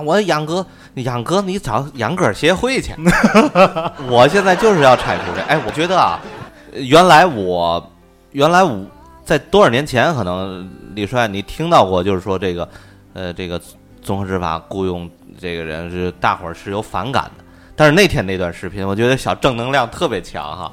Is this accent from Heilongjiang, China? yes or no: no; Tianjin, China; 我们天津人